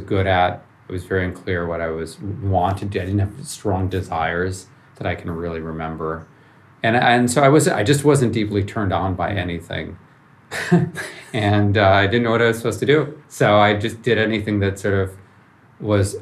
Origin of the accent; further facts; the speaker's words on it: Chicago, Illinois, United States; moved away as an adult; also born or lived in Ann Arbor, Michigan; now in Palo Alto, United States; I grew up in Chicago, so downtown, and in a high rise, 30 floors up in the air